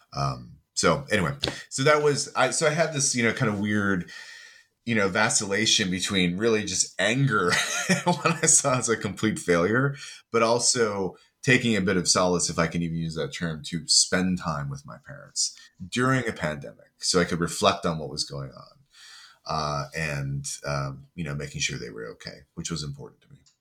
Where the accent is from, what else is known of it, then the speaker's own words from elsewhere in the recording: United States; moved away as an adult; now in United Kingdom; I am originally from the States, but I live in the U K and work in the U K